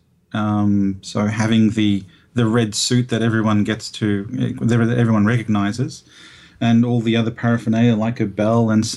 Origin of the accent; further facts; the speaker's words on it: Broadmeadows, Victoria, Australia; also born or lived in Rome, Italy; I was actually born in Rome, but raised in this wonderful place called Broadmeadows, Victoria